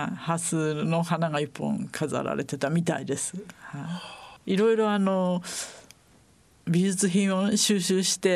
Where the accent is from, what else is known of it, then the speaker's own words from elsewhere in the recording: Yokohama, Kanagawa, Japan; そうですね私たち横浜の人はやっぱりそう思ってますね。